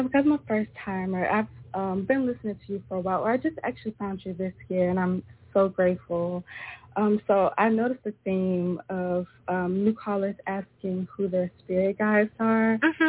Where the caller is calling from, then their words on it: Memphis, Tennessee, United States; Yeah, I'm tuning in from Memphis.